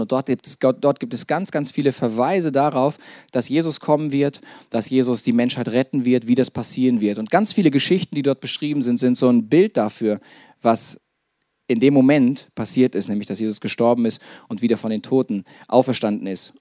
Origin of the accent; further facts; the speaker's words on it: Detmold, North Rhine-Westphalia, Germany; moved away as an adult; also born or lived in Lake Starnberg, Bavaria; ich bin in Detmold aufgewachsen